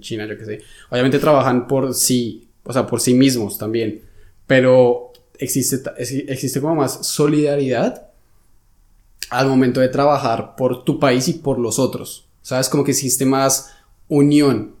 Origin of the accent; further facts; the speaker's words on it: Colombia; now in Germany; yo vengo de Colombia